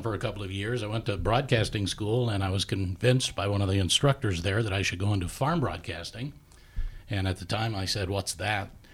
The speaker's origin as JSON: {"language": "English", "town": "Saint Paul", "region": "Minnesota", "country": "United States", "tie": "born or raised there", "also_born_or_lived": "Mississippi", "said": "I grew up a lot in Saint Paul"}